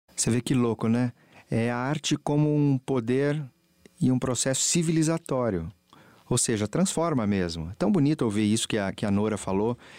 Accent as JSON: {"language": "Portuguese", "town": "Santos", "region": "São Paulo", "country": "Brazil", "said": "Eu sou de Santos, minha família é de Santos"}